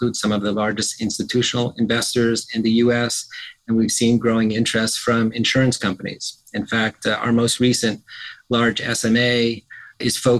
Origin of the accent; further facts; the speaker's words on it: Montreal, Quebec, Canada; moved away as an adult; now in Philadelphia, United States; I grew up in Montreal, Canada, which was a chilly but fun place to grow up.